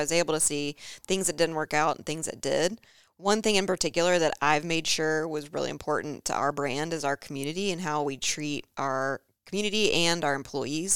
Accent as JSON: {"language": "English", "town": "Charlotte", "region": "North Carolina", "country": "United States", "tie": "born or raised there", "said": "growing up in Charlotte. I feel like it's a Charlotte family."}